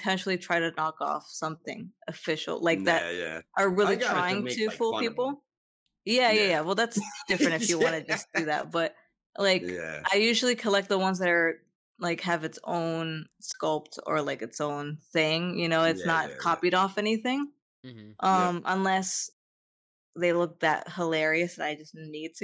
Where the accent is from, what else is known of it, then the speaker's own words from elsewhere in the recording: South Florida, United States; I'm from South Florida